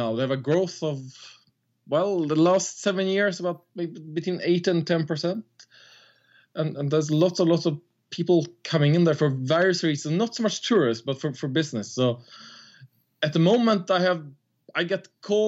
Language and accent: English; Sweden; moved away as an adult; now in Ivory Coast; I'm from, well, Sweden, or like Swedish-Italian, but I grew up in Sweden